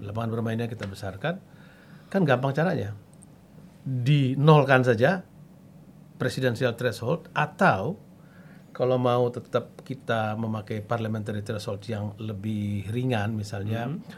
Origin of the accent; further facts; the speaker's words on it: Central Sulawesi, Indonesia; Bayangkan dibagi ke daerah saya juga begitu.